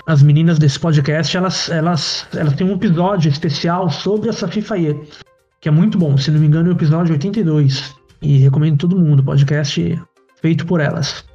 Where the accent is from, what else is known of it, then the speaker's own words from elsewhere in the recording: São Paulo, Brazil; eu também vim da, da periferia de São Paulo uh, Parque Novo Mundo, Zona Norte, quase Guarulhos